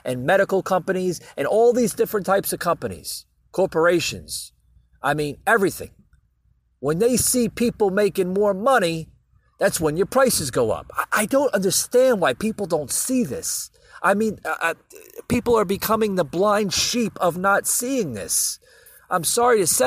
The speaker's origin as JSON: {"language": "English", "country": "United States", "said": "as an American"}